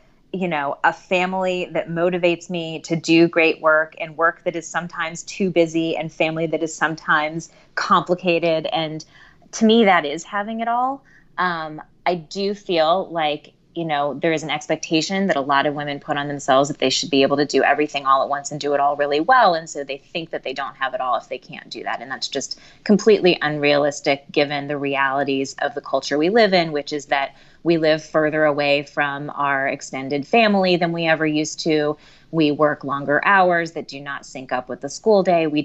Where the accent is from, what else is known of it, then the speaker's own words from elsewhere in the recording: Ohio, United States; I was born in Ohio, and my parents are Midwestern